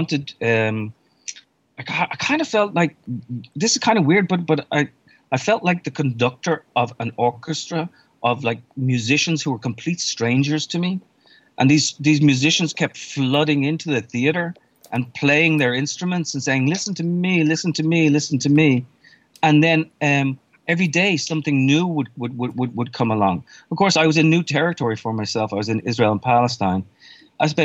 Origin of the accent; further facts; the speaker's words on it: Ireland; moved away as an adult; now in New York, United States; I was born and raised in Ireland, left in my 20s, and then I've spent the vast majority of the time in New York since then